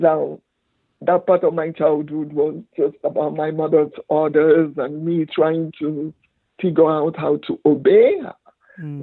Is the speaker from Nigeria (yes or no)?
yes; Aba, Abia, Nigeria; my childhood started in my village because most of the Igbo people ran to the villages to avoid the war